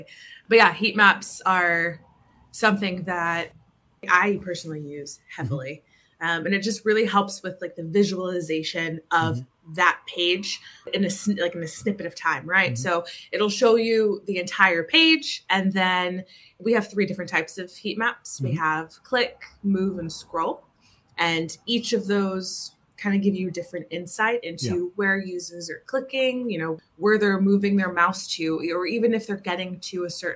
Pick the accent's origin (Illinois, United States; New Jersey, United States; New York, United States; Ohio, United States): New Jersey, United States; moved away as an adult; also born or lived in Ireland / Barcelona; now in London, United Kingdom; I'm from New Jersey originally. I moved to Ireland about 7 years ago